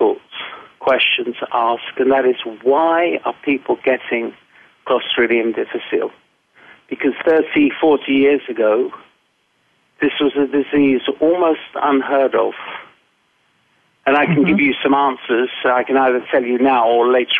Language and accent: English; England, United Kingdom; also born or lived in United States; I'm English